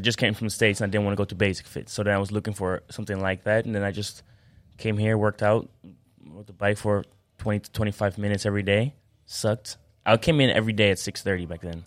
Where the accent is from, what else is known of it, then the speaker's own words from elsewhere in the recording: Amersfoort, Utrecht, Netherlands; I'm from Amersfoort